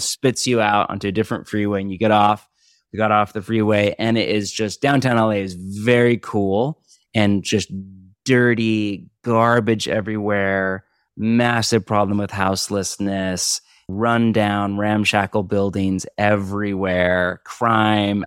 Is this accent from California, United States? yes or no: yes; Bay Area, California, United States; also born or lived in Portland, Oregon / Orange County, California; now in Los Angeles, United States; I grew up in the Bay Area, then I was in Portland for twenty years and now in L